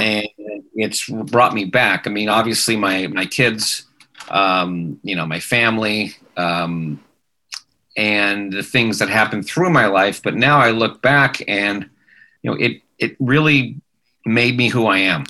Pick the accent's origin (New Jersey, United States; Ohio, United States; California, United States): California, United States; Manhattan Beach; I grew up in Manhattan Beach, and uh, my parents were very much into music